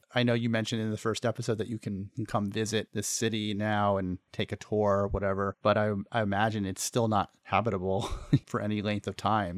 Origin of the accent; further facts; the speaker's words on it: United States; we as American citizens